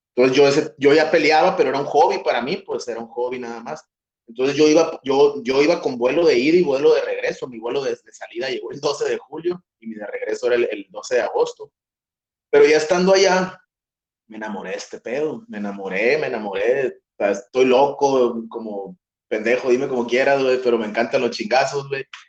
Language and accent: Spanish; Hermosillo, Sonora, Mexico; moved away as an adult; also born or lived in Chicago; now in Tijuana, Mexico; yo soy de Sonora, eh, de Hermosillo, Sonora, para ser exactos, y de la tierra caliente